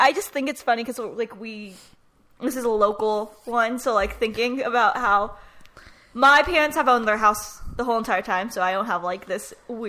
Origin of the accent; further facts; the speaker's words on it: Texas, United States; We are from Texas after all.